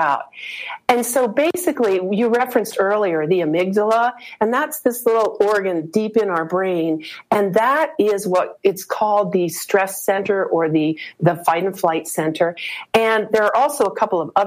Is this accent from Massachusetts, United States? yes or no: no; Colorado, United States; moved away; also born or lived in East Coast; I'm moving from the East Coast back to Colorado, where I grew up